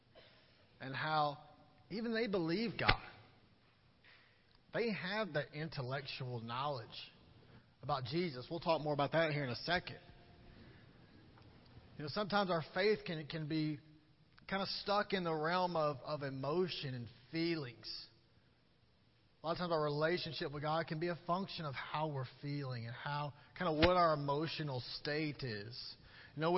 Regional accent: Columbus, Georgia, United States; I grew up in the Baptist Church in Columbus, Georgia

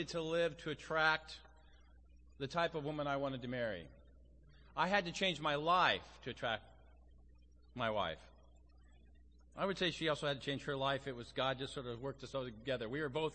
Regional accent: Las Vegas, Nevada, United States; also born or lived in Phoenix; now in Los Angeles, United States; I'm from Las Vegas

